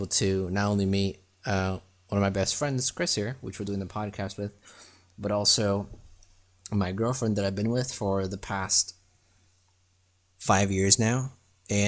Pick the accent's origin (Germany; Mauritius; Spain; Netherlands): Germany; now in Florida, United States; I grew up in Germany, currently live in Florida